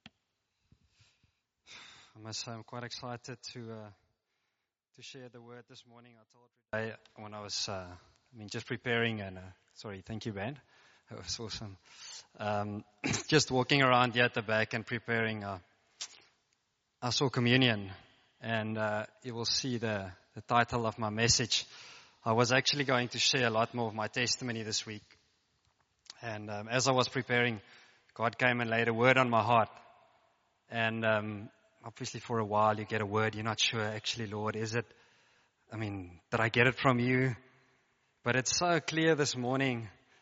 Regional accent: Free State, South Africa; moved away as an adult; now in Stellenbosch, South Africa; I grew up in the Free State, United States of the Free State

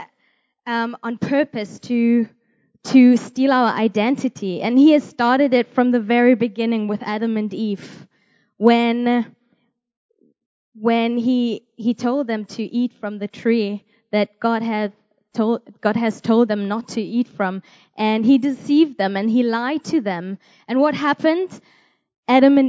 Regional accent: Germany; I'm from Germany

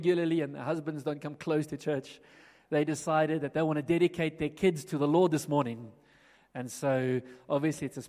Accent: Johannesburg, Gauteng, South Africa; now in Pretoria, South Africa; I grew up in Johannesburg, and back when Johannesburg looked very different to how it looks now, and was at school here, primary schools, high schools

